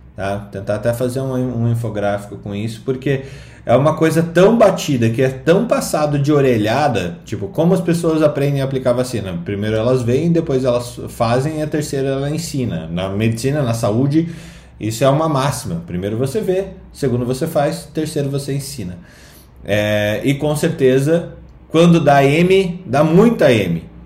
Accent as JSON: {"language": "Portuguese", "town": "Curitiba", "region": "Paraná", "country": "Brazil", "also_born_or_lived": "Londrina", "said": "eu sou curitibano"}